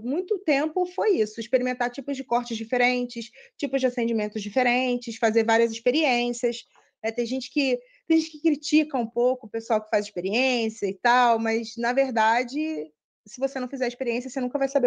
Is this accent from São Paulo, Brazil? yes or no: no; Rio de Janeiro, Brazil; moved away as an adult; now in Atlanta, United States; eu sou do Rio, é, eu trabalho numa multinacional de tecnologia, e aí, há seis anos atrás, fui convidada para vir para cá. Fui transferida para cá, para Atlanta, e aí desde então estou aqui.